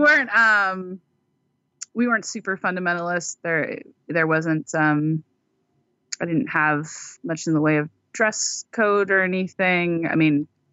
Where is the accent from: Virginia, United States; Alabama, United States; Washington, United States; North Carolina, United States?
Washington, United States; Seattle; I was born and raised in Washington State, still here. Born in Seattle.